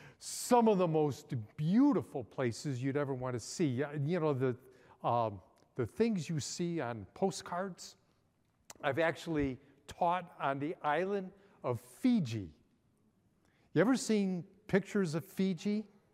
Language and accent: English; Chicago, Illinois, United States; I grew up in Chicago, which is a melting pot. I grew up in a Hungarian neighborhood.